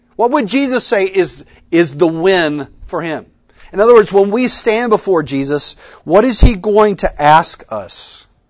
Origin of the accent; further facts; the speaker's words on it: Texas, United States; moved away as an adult; also born or lived in Oklahoma; now in Colleyville, United States; I'm a Texan by birth